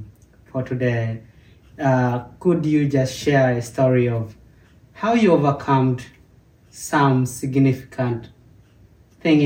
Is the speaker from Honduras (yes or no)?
no; Uganda; moved away